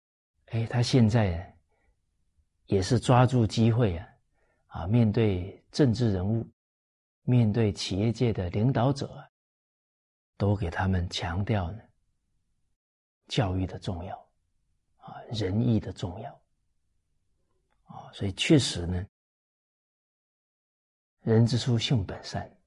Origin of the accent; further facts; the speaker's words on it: China; 我们中国人啊称夫子为至圣先师。